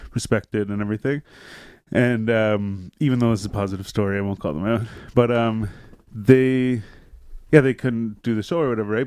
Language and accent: English; Renfrew, Ontario, Canada; I grew up in Renfrew.